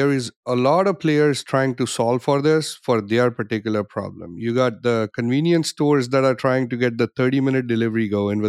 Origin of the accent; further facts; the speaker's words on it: Canada; I'm Canadian